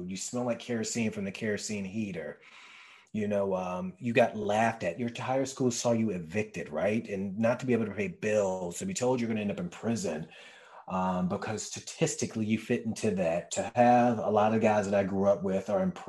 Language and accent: English; Richmond, Virginia, United States; Uh, Richmond, Virginia.